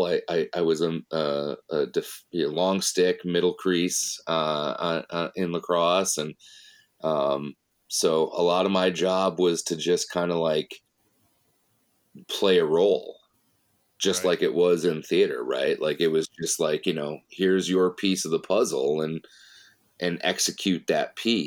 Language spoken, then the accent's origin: English; Chittenango, New York, United States; moved away as an adult; also born or lived in Brockport, New York; now in Rochester, United States; I grew up outside of Syracuse in a little suburb called Chittenango